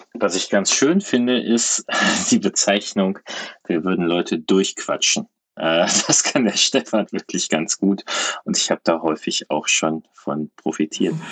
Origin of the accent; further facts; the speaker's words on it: Cologne, North Rhine-Westphalia, Germany; als Kölner